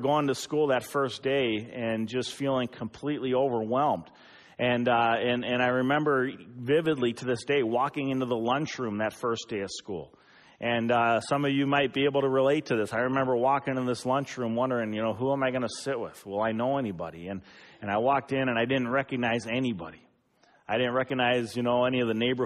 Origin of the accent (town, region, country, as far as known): Eden Prairie, Minnesota, United States; born or raised there